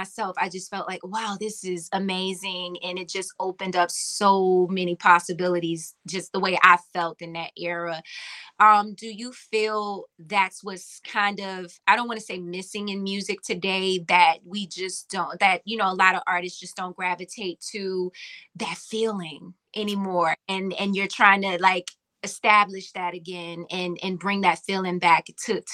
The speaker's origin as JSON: {"language": "English", "region": "Virginia", "country": "United States", "said": "I'm from Virginia"}